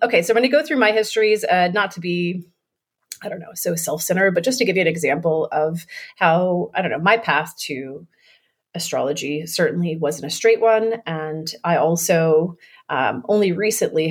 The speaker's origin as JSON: {"language": "English", "region": "Florida", "country": "United States", "tie": "born or raised there", "said": "I grew up in Florida"}